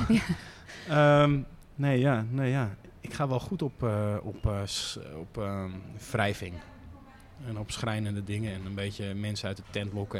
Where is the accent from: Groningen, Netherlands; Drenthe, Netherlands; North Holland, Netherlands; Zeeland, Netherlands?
North Holland, Netherlands; Amsterdam; als Amsterdamse jongen